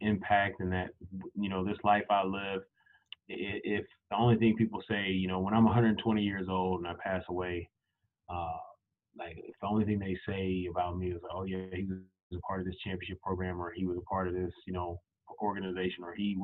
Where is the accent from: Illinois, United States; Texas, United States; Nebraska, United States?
Texas, United States; Missouri City; moved away as an adult; now in Kansas, United States; I'm from Missouri City, Texas, Most City, for those who are familiar with Houston and southwest of Houston. Grew up there my entire life.